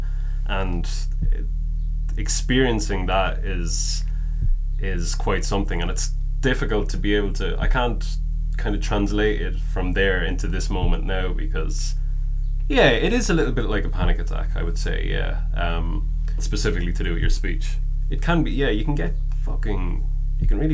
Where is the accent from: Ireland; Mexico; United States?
Ireland; Kilkenny, Leinster; I'm from Kilkenny, which I am